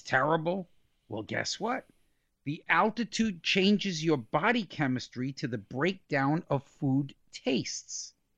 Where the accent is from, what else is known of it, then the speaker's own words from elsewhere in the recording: New York, United States; I'm from New York